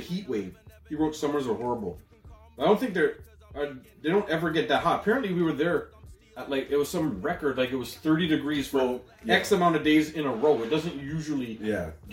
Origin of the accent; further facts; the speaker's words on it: Toronto, Ontario, Canada; we're from Toronto, Canada